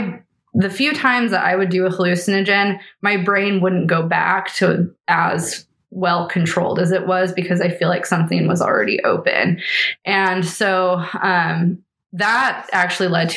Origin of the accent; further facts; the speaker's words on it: Eastern Washington, United States; I grew up in Eastern Washington